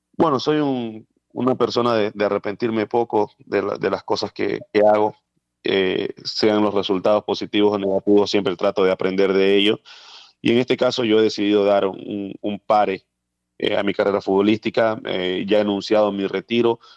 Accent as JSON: {"language": "Spanish", "region": "Esmeraldas", "country": "Ecuador", "tie": "born or raised there", "said": "mi tierra, en mi ciudad natal, Esmeraldas, donde gran parte eh, de mis años estuve allí en lo que tiene que ver a, mi formación"}